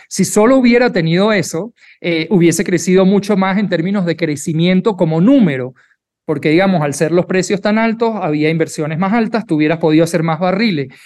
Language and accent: Spanish; Venezuela; now in Mexico; soy venezolano, en Venezuela cuando tú estudias medicina